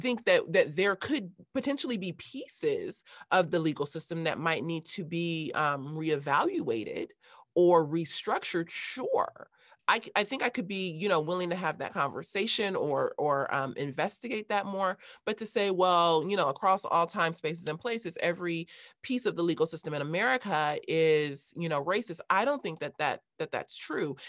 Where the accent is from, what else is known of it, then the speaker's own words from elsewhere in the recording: Los Angeles, California, United States; I grew up in Los Angeles